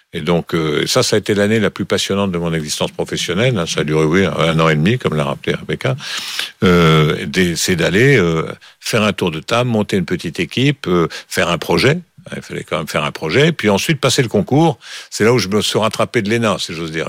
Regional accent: Bordeaux, Nouvelle-Aquitaine, France; also born or lived in Villefranche-sur-Saône; j'ai fait mes études à Bordeaux parce que mon père travaillait à Bordeaux et j'y suis passé des années qui comptent. Hein. J'y suis passé de l'âge de 8 ans jusqu'à

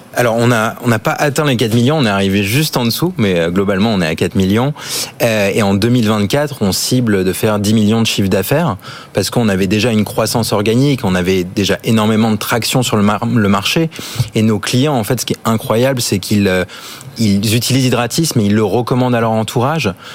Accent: Australia; now in France; j'ai grandi en Australie

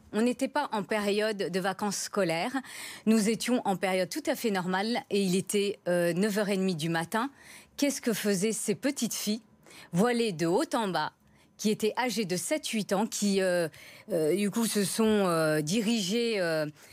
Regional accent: France; je suis française de confession musulmane

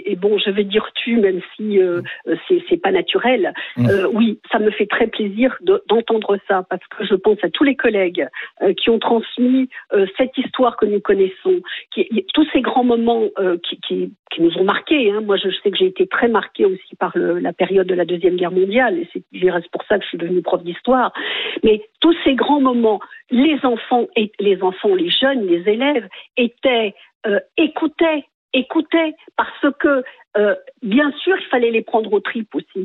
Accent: France; Oui, ben moi je dis pas je suis blanche et je suis française. Je suis française tout court.

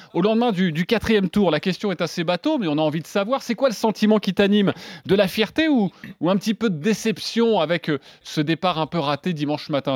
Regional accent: France; quand on est français

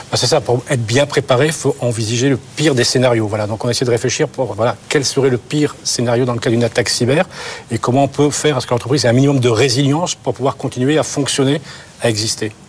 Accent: France; Non, on est français, on peut dire, on a la meilleure technologie du monde.

